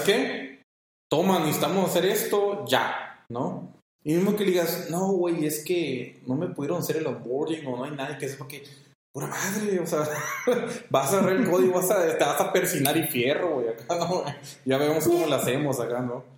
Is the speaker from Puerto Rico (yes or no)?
no; Mexico; como mexicanos